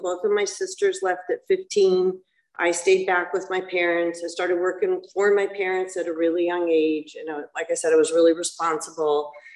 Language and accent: English; Los Alamitos, California, United States; also born or lived in Laguna Hills, California; I grew up in Los Alamitos